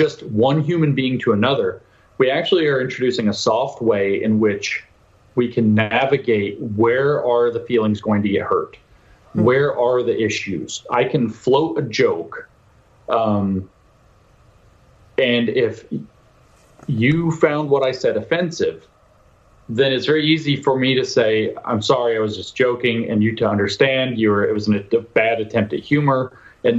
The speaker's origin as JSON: {"language": "English", "country": "United States", "said": "I'm an American"}